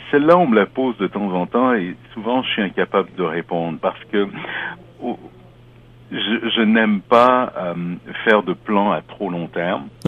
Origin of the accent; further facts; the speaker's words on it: Canada; also born or lived in France / Africa; now in Toronto, Canada; moi je suis né en France, j'ai grandi en Afrique, au Québec, dans l'Ouest canadien.